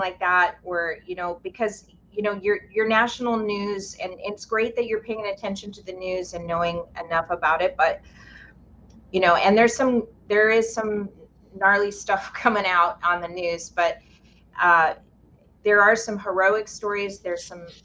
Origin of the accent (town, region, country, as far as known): Lahaina, Hawaii, United States; born or raised there; now in Maui, United States